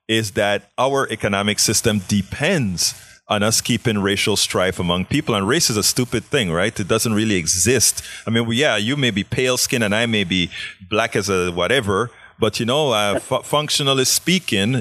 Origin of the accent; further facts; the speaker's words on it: Panama; also born or lived in Southern United States; now in Houston, United States; I'm from Panama. I moved to the South